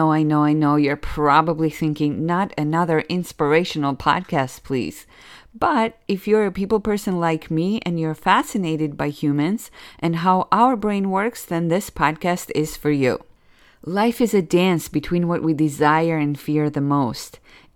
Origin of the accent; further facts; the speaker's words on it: Georgia; now in Miami, United States; I immigrated to America about 27 years ago now. I'm originally from Republic of Georgia, which was part of USSR, and now I believe it's considered Eastern Europe. For the past 11 years, I've been living in sexy Miami